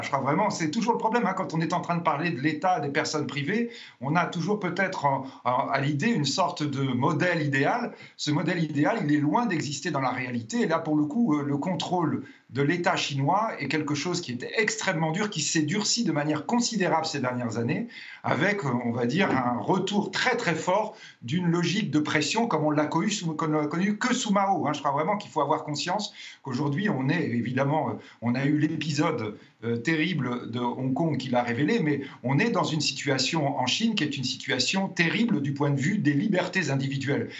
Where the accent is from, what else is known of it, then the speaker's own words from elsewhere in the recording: France; nous sommes français